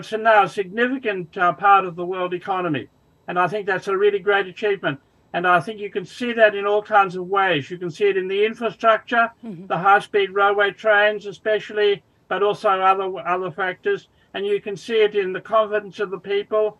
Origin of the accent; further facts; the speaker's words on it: Sydney, New South Wales, Australia; also born or lived in Cambridge; I'm Australian, of course. I was born and brought up in Sydney, but I was working in Cambridge